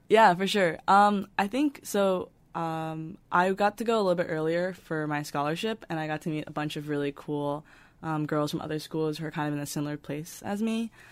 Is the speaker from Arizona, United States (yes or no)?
no; New York, United States; I'm originally from New York